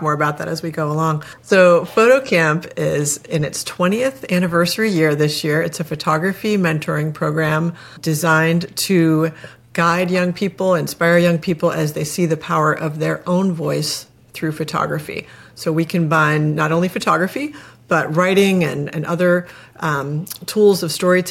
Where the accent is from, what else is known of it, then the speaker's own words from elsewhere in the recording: Pittsburgh, Pennsylvania, United States; now in Annapolis, United States; I'm from Pittsburgh, but I have lived in Annapolis, Maryland for many years